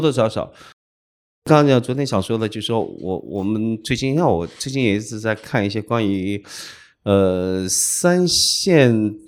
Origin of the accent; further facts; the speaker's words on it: Jiangxi, China; first language Hokkien (Hui'an dialect); Chinese is a second language; moved away as an adult; also born or lived in Minnan, Fujian / Hui'an, Fujian; now in Xiamen, China; 我的六十岁到我的一直到参加工作，嗯，都在其实是，江西其实是最重要的时期，嗯。是要对，我，我讲起。真的得学会了江西本地话，然后学会了上海话、广东话、武汉话、嗯。南昌话